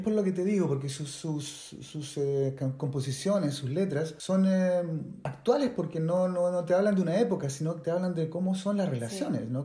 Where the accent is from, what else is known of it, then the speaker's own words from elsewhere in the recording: Santiago, Santiago Metropolitan Region, Chile; moved away as an adult; Toda, toda mi, mi adolescencia y parte de mi niñez en Chile